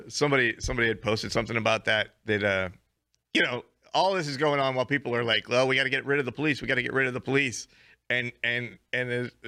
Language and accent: English; Florida, United States; I grew up in Florida.